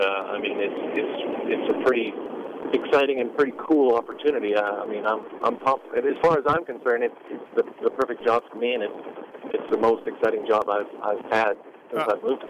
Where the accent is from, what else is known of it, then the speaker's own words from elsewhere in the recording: Saskatchewan, Canada; I'm from Saskatchewan, right in the middle, basically right above North Dakota, Montana.